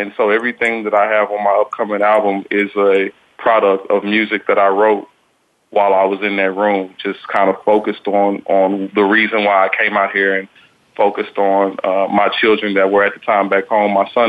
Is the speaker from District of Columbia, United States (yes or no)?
no; Texas, United States; moved away as an adult; now in California, United States; I'm from Texas.